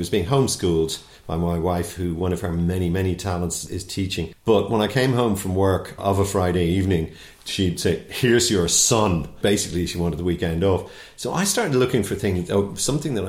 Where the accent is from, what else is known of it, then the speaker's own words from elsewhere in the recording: Dublin, Leinster, Ireland; I'm from Black Rock.